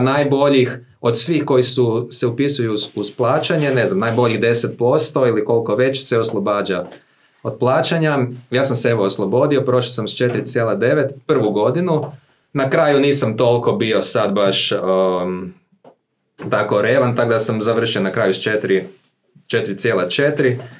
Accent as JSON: {"language": "Croatian", "town": "Zagreb", "region": "City of Zagreb", "country": "Croatia", "tie": "born or raised there", "said": "ja sam rođen u Zagrebu, imam 40 godina, e, u obitelji sam odrasao s mamom, tatom"}